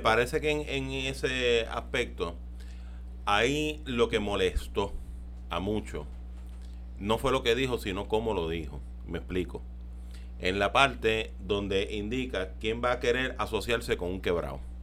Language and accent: Spanish; Carolina, Puerto Rico; also born or lived in Las Monjas, San Juan; nací en Las Monjas, pero me crié allá en, en Carolina